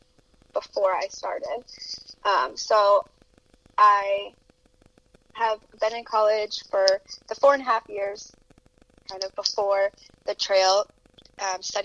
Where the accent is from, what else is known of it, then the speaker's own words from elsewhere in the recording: New Hampshire, United States; I grew up in New Hampshire